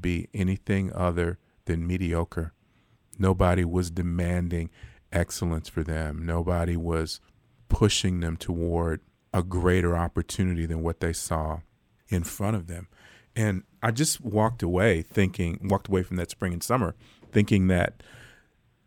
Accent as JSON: {"language": "English", "town": "Los Angeles", "region": "California", "country": "United States", "tie": "born or raised there", "moved": "yes", "lives_now": "Fort Worth, United States", "said": "I'm from South Central Los Angeles. I grew up 83rd and Hoover, which is, kind of the core of what South"}